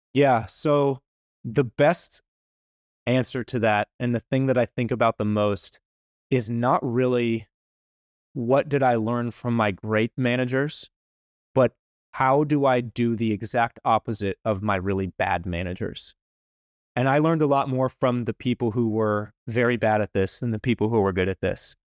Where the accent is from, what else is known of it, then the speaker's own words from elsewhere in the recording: Wilmington, North Carolina, United States; I grew up in Wilmington, went to N C State